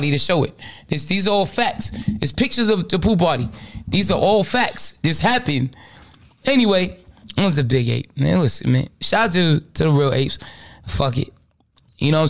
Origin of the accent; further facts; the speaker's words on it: New York City, New York, United States; I'm really from Brooklyn